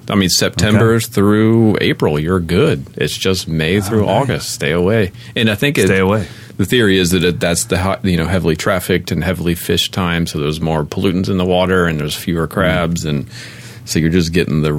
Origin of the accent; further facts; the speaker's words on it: Maryland, United States; I've eaten blue crabs my whole life. I'm from Maryland.